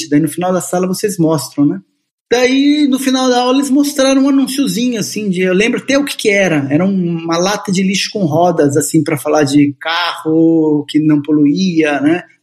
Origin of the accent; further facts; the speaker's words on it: São Paulo, Brazil; born there; also born or lived in Bauru; Ó, eu nasci em São Paulo, São Paulo capital. Todo mundo fica achando que eu sou de Bauru, mas não sou. Eu só morei alguns anos em Bauru, minha família foi parar em Bauru, né?